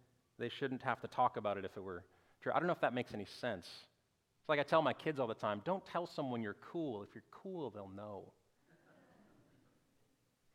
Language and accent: English; North Dakota, United States; moved away as an adult; also born or lived in Northwest Arkansas / Orlando, Florida; I grew up in North Dakota, right on the Minnesota border, near Canada